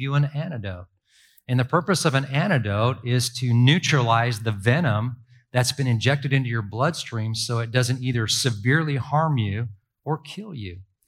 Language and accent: English; Ireland; now in United States; And honestly, I'm this Irish kid, right? And I don't have a big family. We're immigrants.